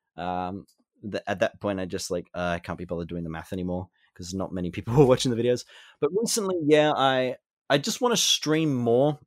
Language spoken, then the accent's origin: English; Australia; I am Australian